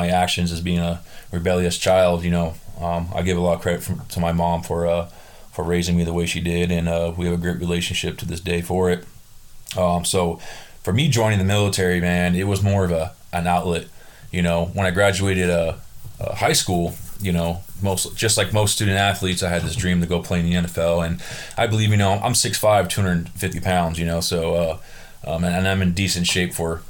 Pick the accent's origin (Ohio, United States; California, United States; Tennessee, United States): California, United States; Southern; also born or lived in Burbank, California; I'm from Southern California